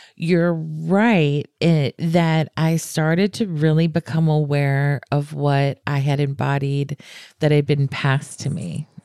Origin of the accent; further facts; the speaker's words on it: the South, United States; I'm from the South